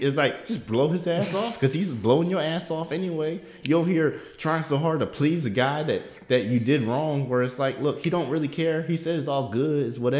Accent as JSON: {"language": "English", "town": "Baltimore", "region": "Maryland", "country": "United States", "said": "Because I'm not from here. Everybody here I'm from Baltimore."}